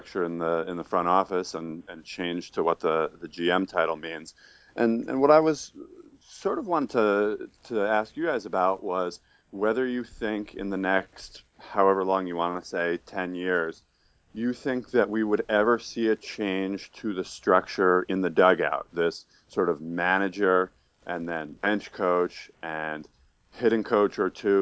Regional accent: Troy, New York, United States; born or raised there; also born or lived in Albany, New York

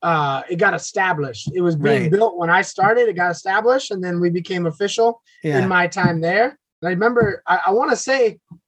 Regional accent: United States; moved away as an adult; now in Vietnam; I'm American.

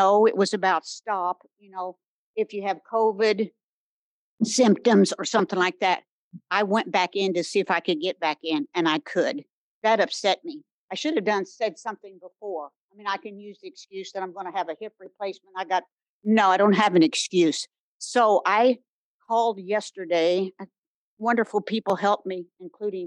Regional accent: Bloomington, Indiana, United States; now in Brown County, United States; Although I live in Brown County, I'm from Bloomington.

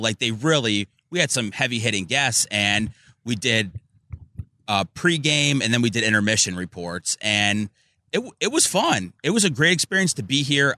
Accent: Chicago, Illinois, United States; now in Tampa Bay, United States; I was born in Chicago.

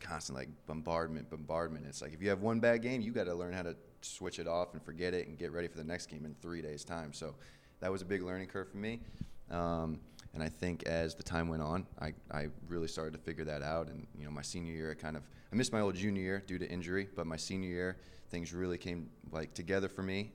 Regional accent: Valparaiso, Indiana, United States; moved away as an adult; now in Birmingham, United States; I'm from Valparaiso, Indiana, which isn't too small, but I went to a very small high school

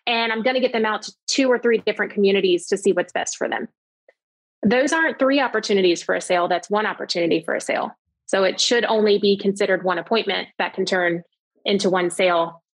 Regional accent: the South, United States; I'm from the South, so that sounds great to me.

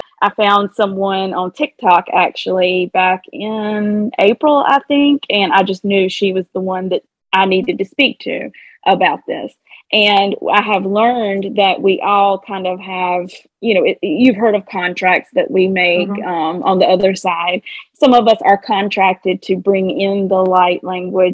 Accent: the South, United States; accent: Southern twang; I have I have a Southern twang

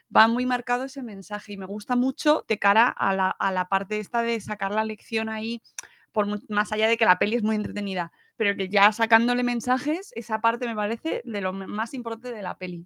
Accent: Spain; la familia aquí en España, que somos muy familia nuclear

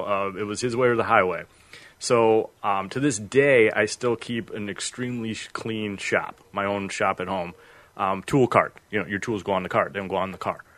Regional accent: Freeport, Illinois, United States; moved away as an adult; also born or lived in Carbondale, Illinois; I grew up in Freeport, Illinois

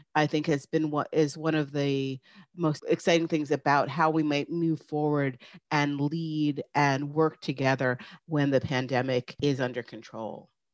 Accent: New York, United States; I grew up in New York, about a hour north of the city, so it was a very small town

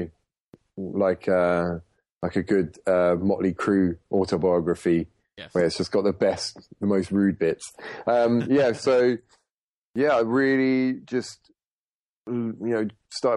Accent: Portsmouth, South East England, United Kingdom; moved away as an adult; also born or lived in London; I was born in Portsmouth in the UK, which isn't a metropolis for the music business

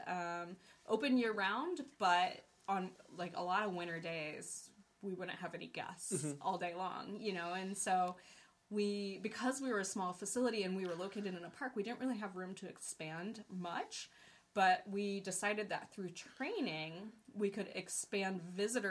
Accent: Ohio, United States; now in Boise, United States; I grew up in Ohio

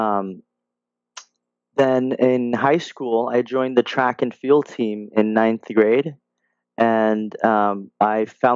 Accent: Los Angeles, California, United States; also born or lived in Monterey Park / Barcelona; now in Laguna Beach, United States; I was born in Monterey Park 28 years ago, and I was raised in Boyle Heights, Los Angeles

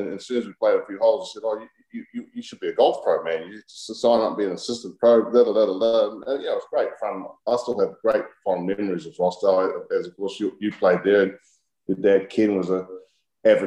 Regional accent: New Zealand; I was absolutely the same as every other New Zealand kid growing up

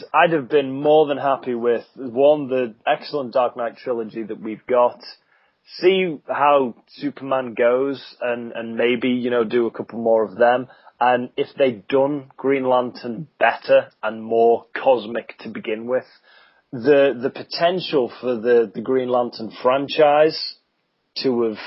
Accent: United Kingdom; I'm British

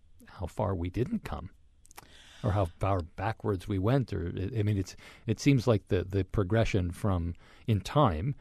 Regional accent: Oakland, California, United States; when I was 8 years old growing up in Oakland

